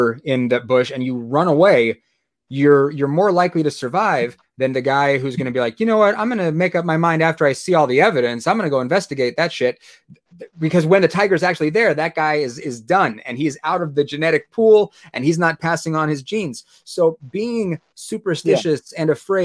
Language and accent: English; San Diego, California, United States; I grew up in San Diego